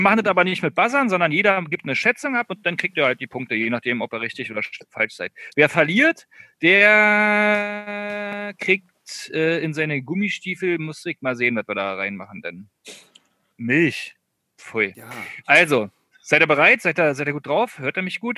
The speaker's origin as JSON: {"language": "German", "region": "East Germany", "country": "Germany", "also_born_or_lived": "Berlin", "said": "wir kommen ja beide aus dem Osten"}